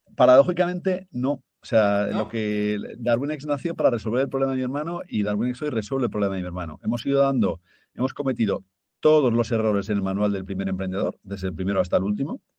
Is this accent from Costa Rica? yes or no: no; Zaragoza, Aragon, Spain; moved away; also born or lived in London; somos de Zaragoza, mi familia pues, es de un pueblo de Zaragoza